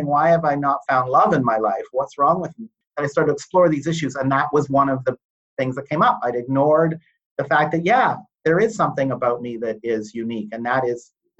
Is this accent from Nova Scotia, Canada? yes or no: no; Toronto, Ontario, Canada; I grew up in Toronto